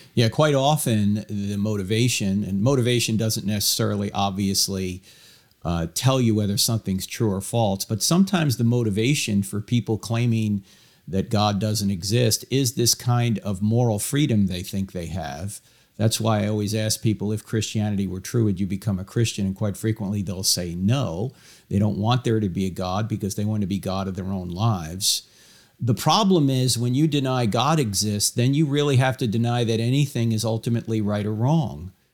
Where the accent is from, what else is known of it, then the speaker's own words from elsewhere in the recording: Weddington, North Carolina, United States; my hometown of Weddington, North Carolina